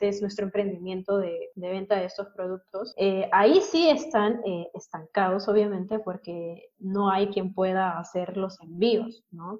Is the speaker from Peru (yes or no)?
yes; Peru; como peruanos